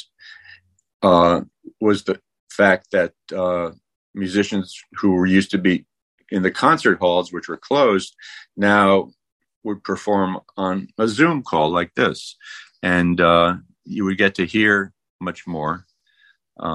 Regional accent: New York, United States; I was born in the Bronx

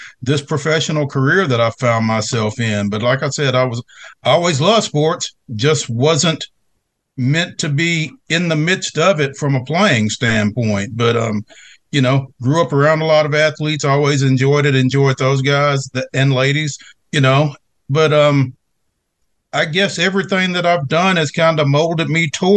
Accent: Franklin, Tennessee, United States; growing up in Franklin

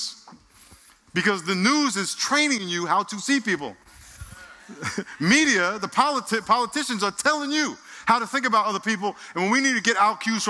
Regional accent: Nassau County, New York, United States; now in San Diego, United States; where I lived in Nassau County

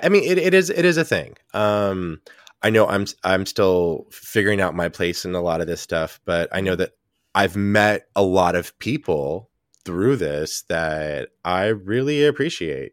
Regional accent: Texas, United States; now in New York, United States; I grew up in Texas

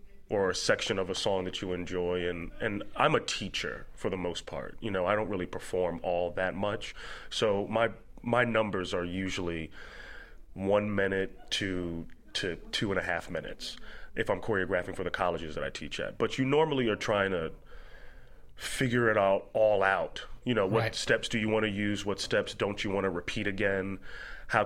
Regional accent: Philadelphia, Pennsylvania, United States; I'm from Philly

